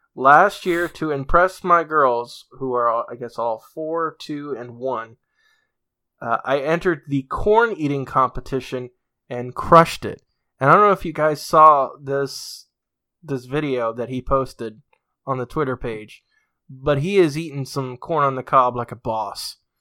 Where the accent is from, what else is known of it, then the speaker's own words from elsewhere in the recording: New England, United States; I'm from New England